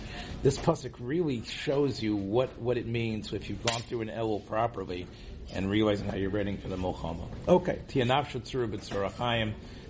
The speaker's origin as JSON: {"language": "English", "town": "Memphis", "region": "Tennessee", "country": "United States", "said": "I'm from Memphis, but again, I don't know if … would ever sing Kol Nidre."}